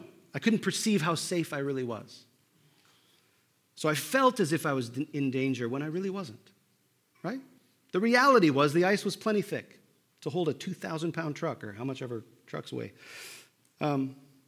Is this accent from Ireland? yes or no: no; Minnesota, United States; moved away; I grew up in Minnesota